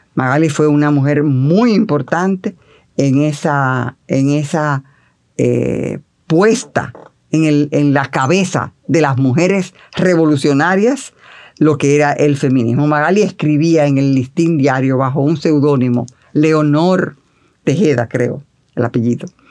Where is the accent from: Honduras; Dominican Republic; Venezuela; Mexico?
Dominican Republic; Santiago de los Caballeros, Santiago; moved away as an adult; now in Santo Domingo, Dominican Republic; estaba en Santiago porque yo soy de Santiago